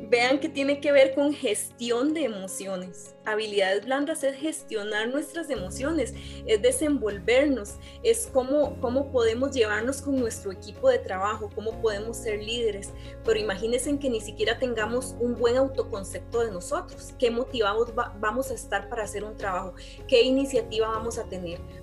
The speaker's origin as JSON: {"language": "Spanish", "country": "Costa Rica", "said": "lo que somos nosotros los ticos"}